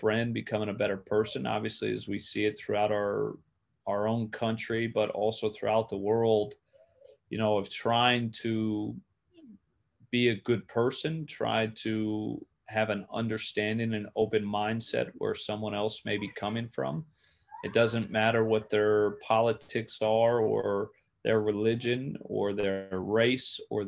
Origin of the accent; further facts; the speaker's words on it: Clearwater, Florida, United States; moved away as an adult; growing up in Clearwater